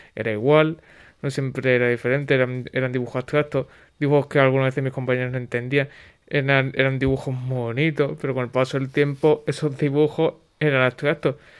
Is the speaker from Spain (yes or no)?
yes; Huelva, Andalusia, Spain; soy de Huelva